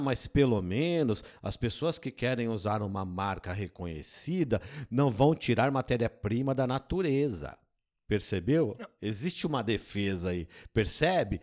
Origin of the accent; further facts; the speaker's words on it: Brazil; nós somos brasileiros